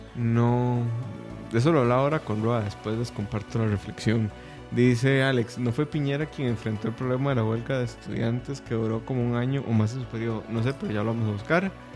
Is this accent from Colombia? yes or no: no; Costa Rica; como tico